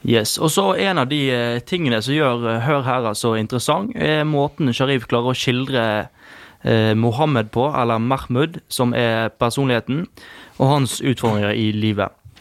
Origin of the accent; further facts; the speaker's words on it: Bergen, Vestland, Norway; oss som bergensere, da, nå snakker jeg for bergensere